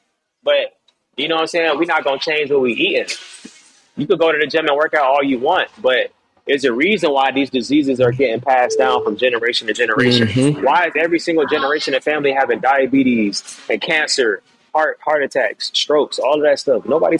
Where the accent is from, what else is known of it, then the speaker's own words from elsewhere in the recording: Jamaica; I didn't grow up eating like that, bro. I'm Jamaican, bro. Like, we eating curry chicken, jerk chicken, you know, like, I eat regular food like everybody else.